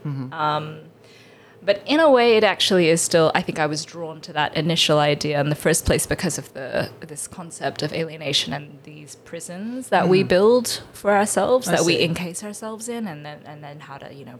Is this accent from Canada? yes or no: no; Australia; Asian growing up in Australia and with Western media